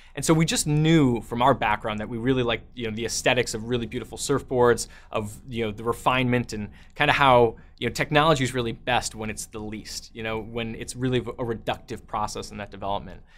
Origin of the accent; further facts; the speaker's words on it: Chicago, Illinois, United States; also born or lived in New Zealand; I grew up in Chicago, um, in the Midwest, and went to school there